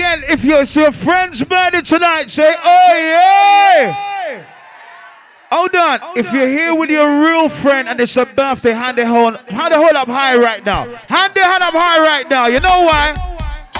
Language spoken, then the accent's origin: English; London, United Kingdom; we come from Northwest London